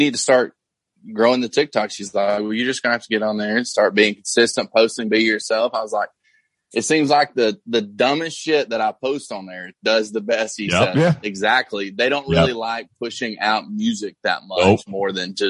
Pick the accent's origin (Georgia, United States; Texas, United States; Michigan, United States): Georgia, United States; moved away; my hometown's not like that in Georgia